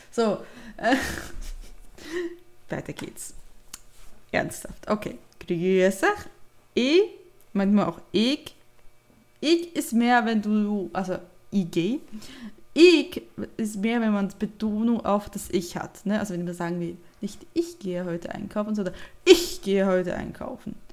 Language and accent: German; Bern, Switzerland; Dann machen wir weiter, wo komme ich denn her? Ich komme ursprünglich aus dem Ami Emmental.